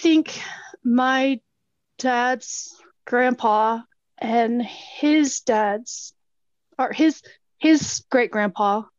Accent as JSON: {"language": "English", "town": "Marietta", "region": "Oklahoma", "country": "United States", "tie": "born or raised there", "said": "I grew up in Marietta, and we live on the, like, my family still has 40 acres of the original land allotment to my dad's grandmother, Hattie Saki, okay, there in Marietta."}